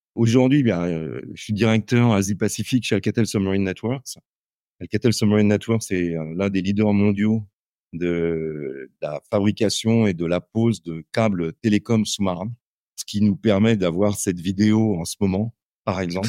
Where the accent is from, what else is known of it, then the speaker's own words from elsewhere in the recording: Châtellerault, Nouvelle-Aquitaine, France; moved away as an adult; also born or lived in Hartford, Connecticut, United States / India; J'ai passé toute mon enfance à Châtellerault, une ville de 35 000 habitants entre Tours et Poitiers